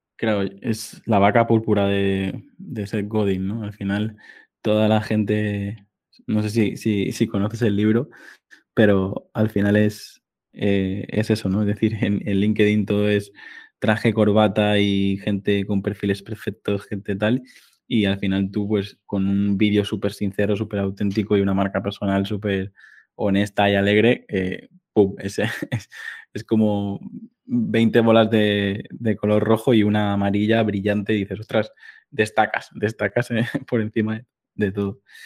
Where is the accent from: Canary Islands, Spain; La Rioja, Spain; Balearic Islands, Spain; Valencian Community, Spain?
Balearic Islands, Spain; Mallorca; yo soy de Mallorca que está muy cerquita